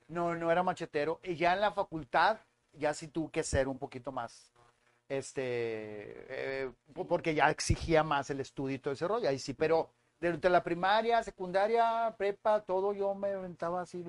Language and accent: Spanish; San Nicolás de los Garza, Nuevo León, Mexico; also born or lived in Monterrey; Yo soy de Monterrey, nacido aquí en La Conchita